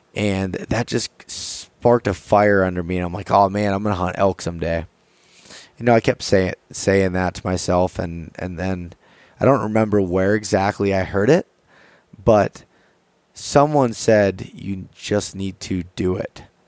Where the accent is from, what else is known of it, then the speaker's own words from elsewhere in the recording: north central Pennsylvania, United States; I am from Pennsylvania, from a very small town in north central Pennsylvania. I grew up there my whole life